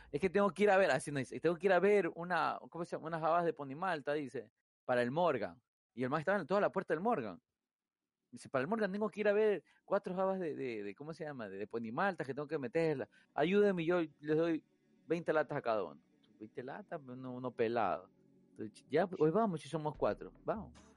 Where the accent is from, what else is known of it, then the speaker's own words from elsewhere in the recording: Guayaquil, Guayas, Ecuador; fui criado en Guayaquil